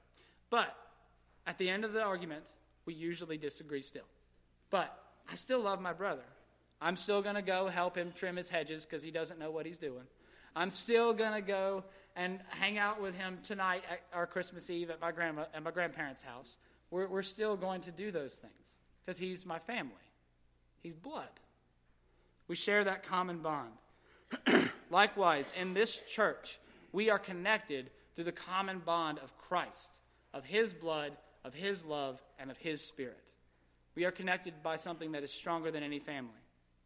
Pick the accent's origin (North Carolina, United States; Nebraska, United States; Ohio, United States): North Carolina, United States; Gastonia; I was raised in Gastonia